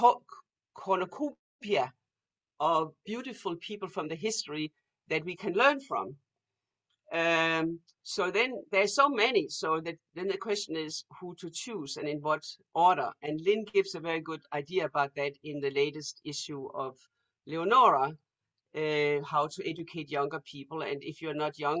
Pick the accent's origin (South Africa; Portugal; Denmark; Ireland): Denmark; moved away; when I grew up in Denmark